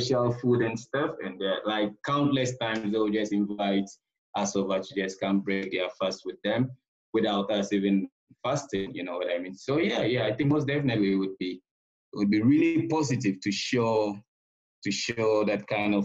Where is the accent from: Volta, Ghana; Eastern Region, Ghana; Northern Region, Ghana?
Northern Region, Ghana; Tamale; moved away as an adult; now in Colombia; It was nice growing up in Tamale